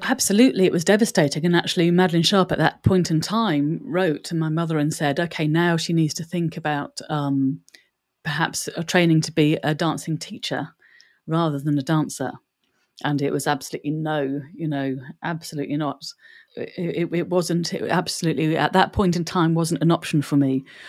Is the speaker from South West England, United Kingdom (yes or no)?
no; Bromley, London, United Kingdom; also born or lived in Ireland; They settled in Bromley. So I was born in Bromley